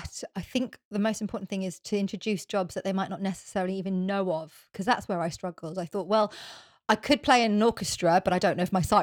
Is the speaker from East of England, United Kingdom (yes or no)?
yes; Norfolk, East of England, United Kingdom; also born or lived in North London; now in London, United Kingdom; I grew up in Norfolk and I just went to normal state schools